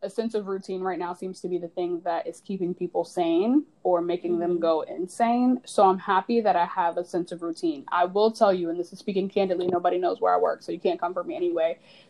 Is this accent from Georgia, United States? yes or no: yes; Georgia, United States; I'm from Georgia.